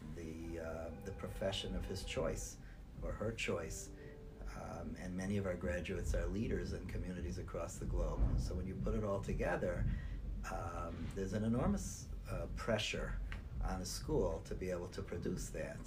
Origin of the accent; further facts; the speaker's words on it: Cleveland, Ohio, United States; moved away as an adult; also born or lived in New York / New Jersey / Israel; I was born and nurtured in Cleveland, Ohio